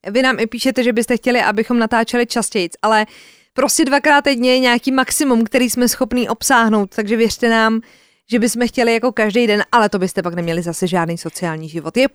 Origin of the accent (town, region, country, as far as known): Czechia